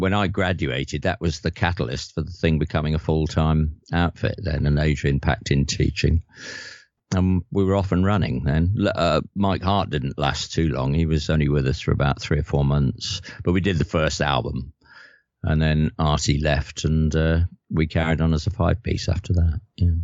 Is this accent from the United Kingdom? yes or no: yes; London, United Kingdom; moved away as an adult; also born or lived in Liverpool; I'm from from North London